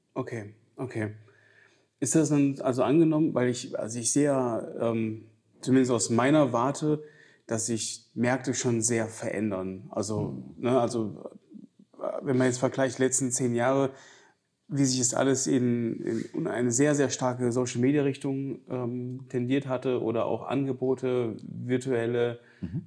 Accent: Giessen, Hesse, Germany; moved away; ich komme ja ursprünglich aus Mittelhessen, aus Gießen

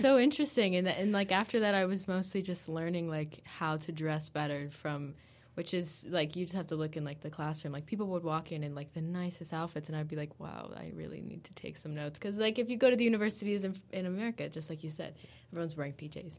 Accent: United States; we're both American

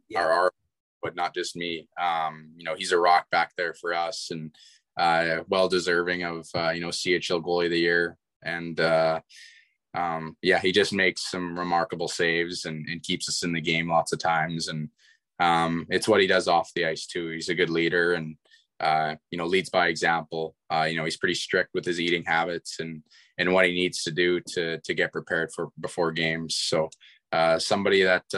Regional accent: Kamloops, British Columbia, Canada; my hometown

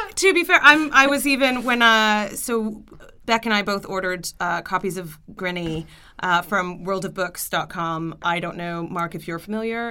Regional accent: Canada; I'm Canadian

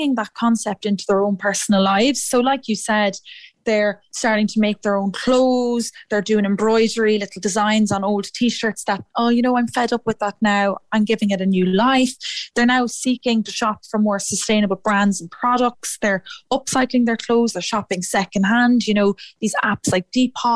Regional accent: Athlone, Westmeath, Ireland; moved away as an adult; also born or lived in Edinburgh; I'm from Athlone myself

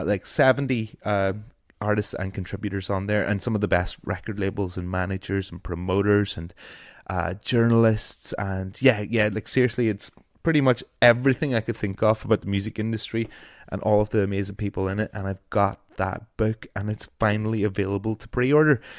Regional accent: Ireland; I am an Irish broadcaster

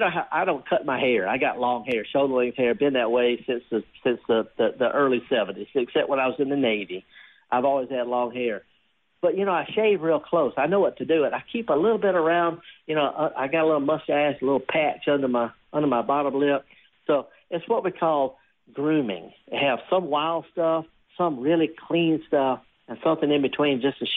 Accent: Isle of Man; now in United States; I'm not Irish, but I'm from the Isle of Man, which is off the coast of Ireland, and that counts.

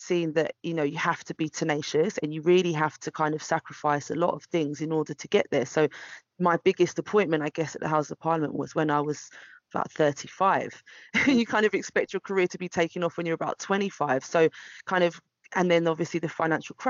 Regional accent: London, United Kingdom; growing up in Brixton, mixed race to a single parent mother in the 80s and 90s

